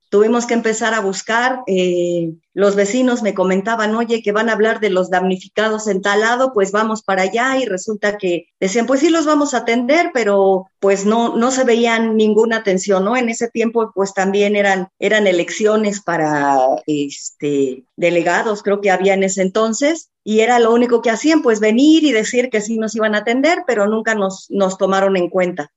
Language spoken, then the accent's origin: Spanish; Mexico; todos tenemos como mexicanos